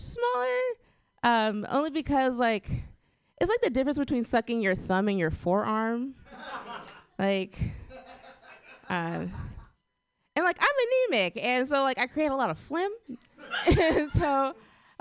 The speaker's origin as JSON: {"language": "English", "town": "Portland", "region": "Oregon", "country": "United States", "said": "I'm from Portland. Yeah, it's exciting. If you don't know about Portland, Portland's very white"}